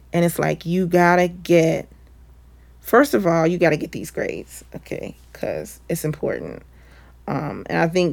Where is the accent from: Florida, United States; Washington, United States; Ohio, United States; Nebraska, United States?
Ohio, United States; Cincinnati; moved away as an adult; also born or lived in Atlanta; moving back to my hometown